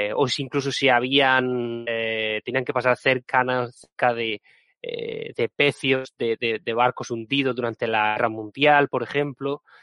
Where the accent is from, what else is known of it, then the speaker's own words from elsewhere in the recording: Region of Murcia, Spain; soy de Murcia